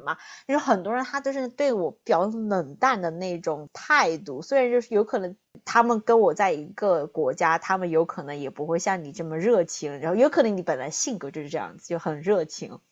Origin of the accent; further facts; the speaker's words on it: southern China, China; accent: southern; moved away as an adult; now in United States; 大家听我的口音呢，就听得出来我是南方人